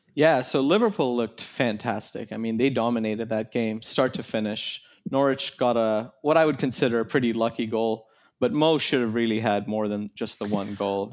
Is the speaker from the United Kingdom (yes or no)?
no; Kenya; I grew up in Kenya